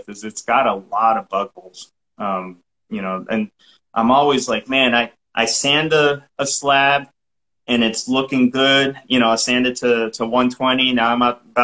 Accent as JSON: {"language": "English", "region": "Massachusetts", "country": "United States", "accent": "Massachusetts", "moved": "yes", "lives_now": "Texas, United States", "said": "I'm from Massachusetts"}